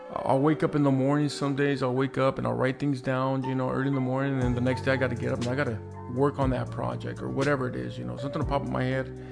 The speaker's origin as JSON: {"language": "English", "town": "Carson", "region": "California", "country": "United States", "tie": "born or raised there", "said": "I grew up right here in Carson and the Dominguez area"}